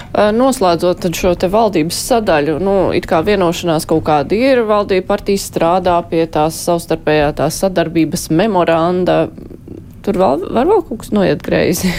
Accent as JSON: {"language": "Latvian", "town": "Jūrmala", "country": "Latvia", "said": "būdama jūrmalniece"}